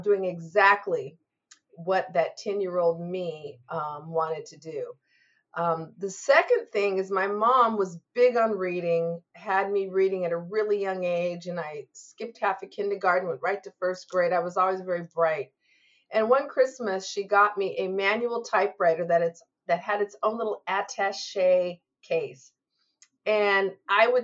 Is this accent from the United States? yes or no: yes; Lacey, Washington, United States; I grew up in Lacey, Washington, near Olympia, the capital